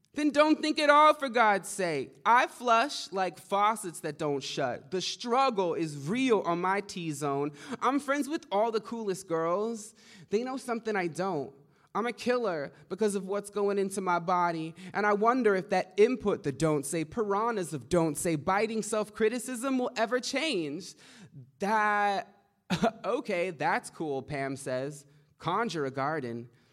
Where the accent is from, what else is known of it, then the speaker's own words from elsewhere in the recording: Kumeyaay Nation, near San Diego, Southern California, United States; I'm from the Kumeyaay Nation, uh, near San Diego in Southern California.